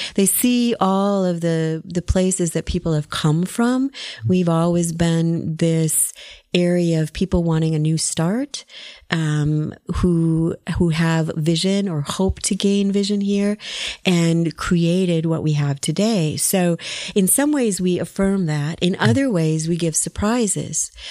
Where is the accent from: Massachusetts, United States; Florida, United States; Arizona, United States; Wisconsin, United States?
Wisconsin, United States; now in Texas, United States; my home state of Wisconsin